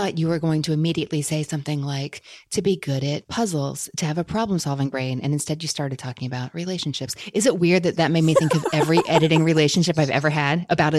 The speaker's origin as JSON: {"language": "English", "region": "Kentucky", "country": "United States", "said": "Your CV went places I was not expecting, including my home state of Kentucky."}